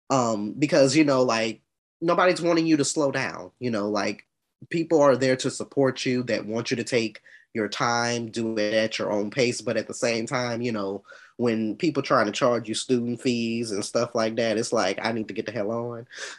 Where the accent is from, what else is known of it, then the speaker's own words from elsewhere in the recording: Atlanta, Georgia, United States; I'm 28 from Atlanta, Georgia.